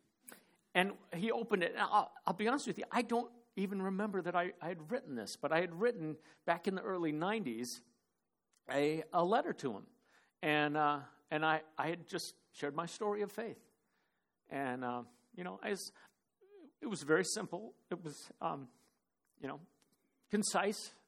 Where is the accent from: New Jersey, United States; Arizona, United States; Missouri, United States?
Arizona, United States; Phoenix; moved away; also born or lived in Cottage Grove; Dave and I grew up in Phoenix together